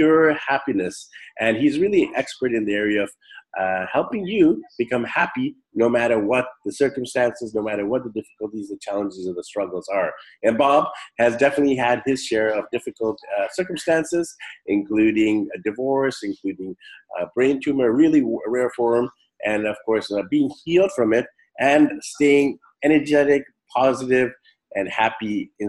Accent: Vancouver, British Columbia, Canada; moved away; Vancouver, BC, Canada, which is my hometown

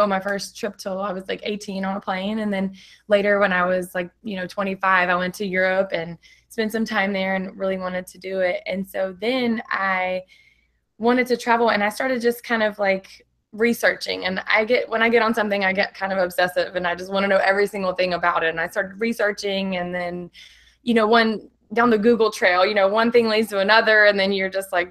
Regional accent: Orange, Texas, United States; moved away as an adult; now in San Diego, United States; I am originally from Texas, a little small town in Orange, Texas. Never really traveled and anything, grew up really simply

